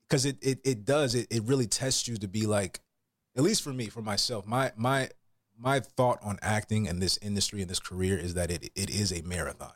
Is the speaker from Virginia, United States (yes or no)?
no; Atlanta, Georgia, United States; moved away as an adult; also born or lived in Florida; now in California, United States; i'm from atlanta georgia originally oh uh, yeah southern boy i got a lot of country roots